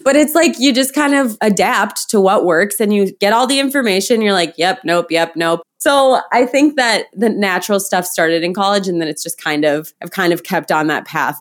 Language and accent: English; Midwest, United States; moved away as an adult; also born or lived in San Diego; I grew up in the Midwest